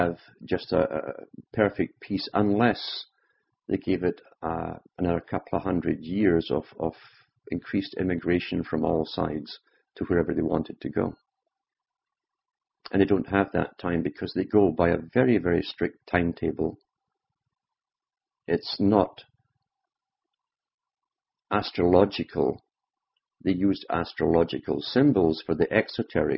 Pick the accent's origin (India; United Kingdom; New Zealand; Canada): United Kingdom; Growing up in Britain, during a time of mass upheaval